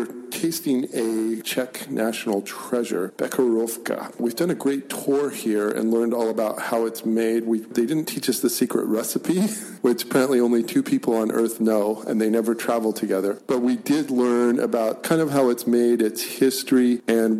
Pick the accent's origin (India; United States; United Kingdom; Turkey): United States; I gave myself away as an American when I came in and ordered a small beer